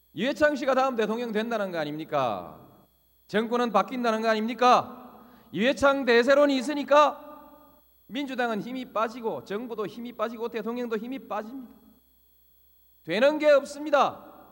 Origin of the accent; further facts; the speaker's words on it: Yeongnam, South Korea; 제 고향 영남을 지켰습니다